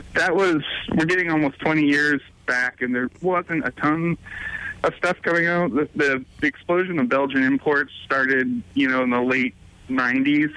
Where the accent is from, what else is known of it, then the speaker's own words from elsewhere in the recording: New England, United States; moved away as an adult; also born or lived in New Hampshire / Connecticut / Kentucky; I grew up around New England